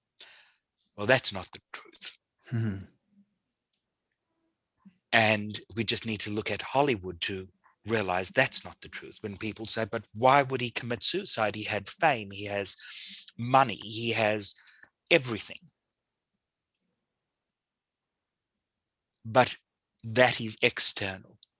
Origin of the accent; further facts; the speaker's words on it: South Africa; I grew up in South Africa.